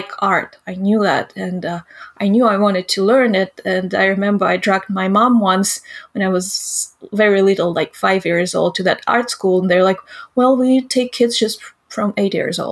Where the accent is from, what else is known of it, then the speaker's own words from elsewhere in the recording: Izhevsk, Udmurtia, Russia; English is a second language; moved away as an adult; now in Los Angeles, United States; my hometown is famous because of the Kalashnikov, you know, the AK-47 inventor